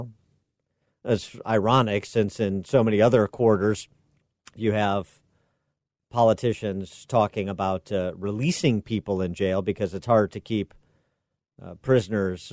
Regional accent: Chicago, Illinois, United States; In Chicago, my hometown

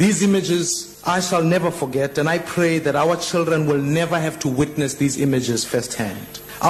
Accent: Soweto, Gauteng, South Africa; growing up in Soweto

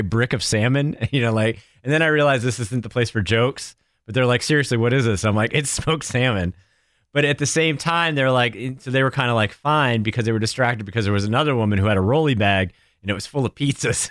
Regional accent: New Hampshire, United States; moved away; growing up in New Hampshire, my, my mom's family was in Ohio and my dad's family was in Connecticut

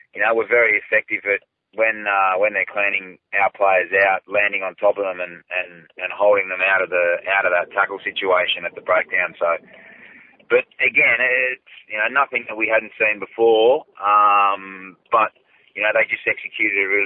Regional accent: Australia; very proud just as an Australian

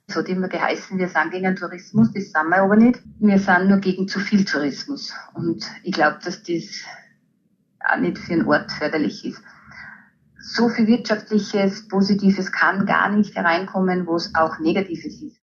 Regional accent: Hallstatt, Upper Austria, Austria; born or raised there

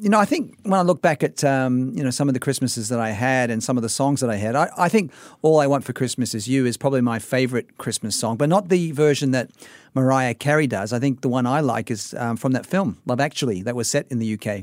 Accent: Sydney, New South Wales, Australia; moved away as an adult; also born or lived in United Kingdom / North America; Growing up in Sydney, Australia

